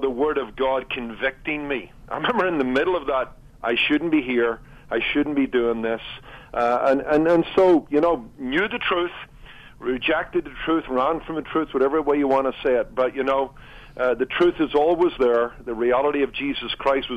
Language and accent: English; Northern Ireland, United Kingdom; I did grow up in Northern Ireland